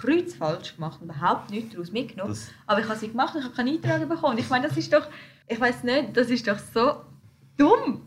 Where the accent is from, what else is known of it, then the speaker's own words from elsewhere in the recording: Switzerland; wir sind Schweizer, so. Mhm. Unsere Eltern sind auch hier in die Schule gegangen, sie haben den gleichen Bildungsweg gemacht wie wir